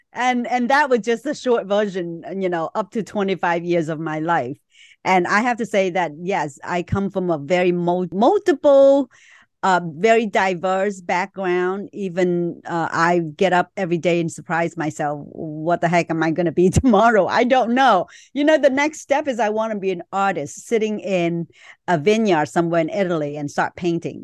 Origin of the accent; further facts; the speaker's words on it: Vietnam; moved away; I was born in Vietnam